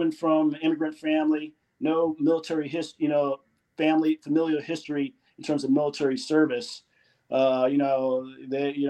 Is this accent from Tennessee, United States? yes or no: no; Philadelphia, Pennsylvania, United States; also born or lived in Jamaica; I grew up in the Philadelphia area, immigrant family that moved from Jamaica. And I actually was born in Jamaica, came here when I was 3 years old, grew up in the Philadelphia area